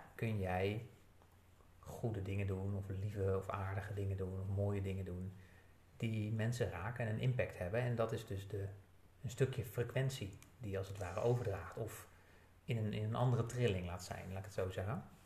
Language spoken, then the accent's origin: Dutch; Netherlands; als Nederlanders